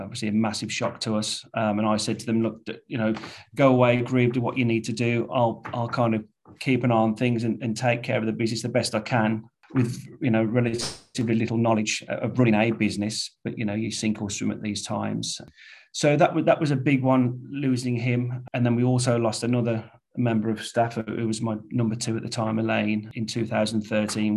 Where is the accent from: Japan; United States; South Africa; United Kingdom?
United Kingdom; Wednesbury, West Midlands; Born and bred in Wensbury. Family still live there, still have ties there